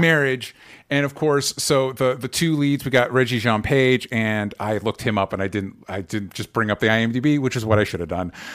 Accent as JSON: {"language": "English", "country": "United States", "said": "an American"}